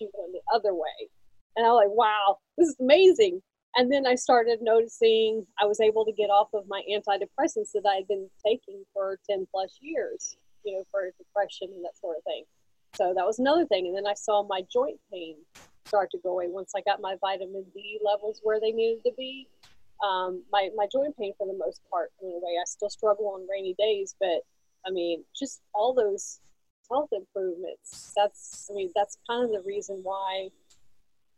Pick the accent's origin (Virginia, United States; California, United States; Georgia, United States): Virginia, United States; Norfolk; I was born in Norfolk, Virginia. My dad was in the Navy, so he got stationed there, and that's where he met my mom, and that's where we grew up.